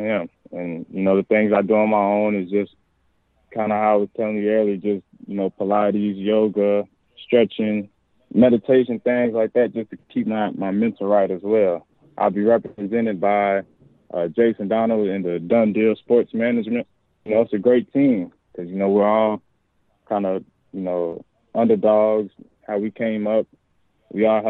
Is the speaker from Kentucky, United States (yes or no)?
yes; Louisville, Kentucky, United States; moved away; I'm in my hometown, the same stadium that I used to go to youth camps in at, you know, 6, 7 years old